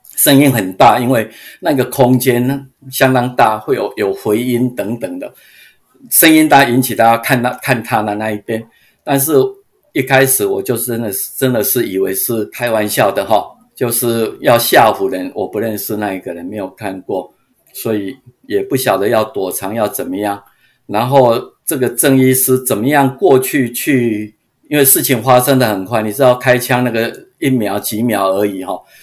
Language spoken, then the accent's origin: Chinese; Changhua County, Taiwan; now in United States; 然后我在彰化长大